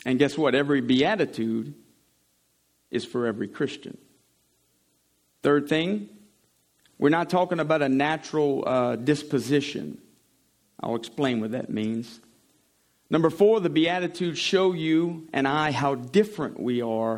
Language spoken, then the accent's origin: English; St. Amant, Louisiana, United States; I'm from Saint-Amand, Louisiana